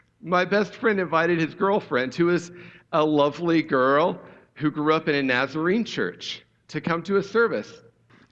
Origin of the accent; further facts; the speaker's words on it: Ohio, United States; I grew up in Ohio in the 80s and 90s